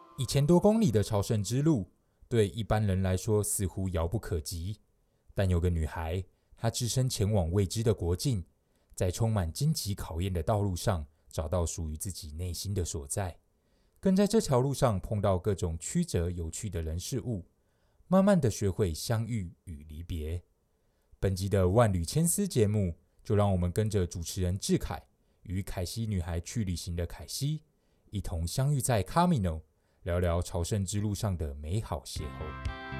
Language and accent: Chinese; Taiwan; 像我们是台湾人